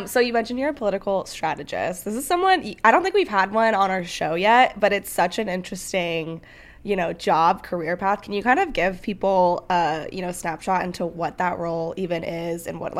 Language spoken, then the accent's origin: English; California, United States; moved away; literally my hometown where I grew up, super small town.